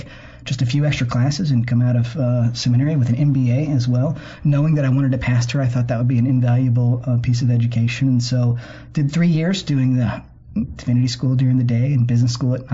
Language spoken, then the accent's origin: English; Hendersonville, Tennessee, United States; now in Birmingham, United States; I am from Hendersonville, Tennessee, which is just north of Nashville